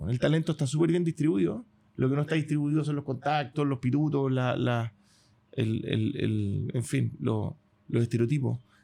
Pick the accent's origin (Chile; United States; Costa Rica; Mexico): Chile